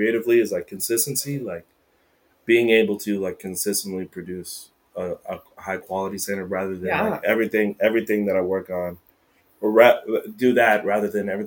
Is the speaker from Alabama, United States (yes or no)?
yes; Florence, Alabama, United States; now in Seattle, United States; Born and raised in Alabama